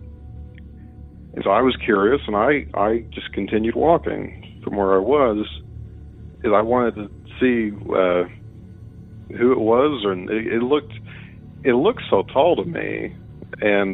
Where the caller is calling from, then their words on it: Mitchell, Indiana, United States; I'm calling you from Mitchell, Indiana